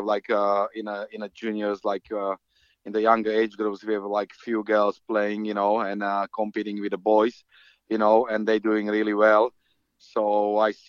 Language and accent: English; Slovakia; now in United Kingdom; I'm from Slovakia, you know, which is a hockey country